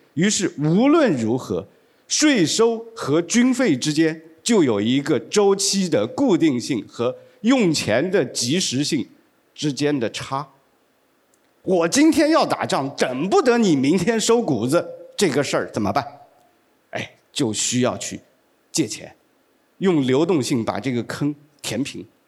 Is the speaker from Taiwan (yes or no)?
no; China; 我们中国人最爱讲的好日子，那就是贞观之治，那就是开元盛世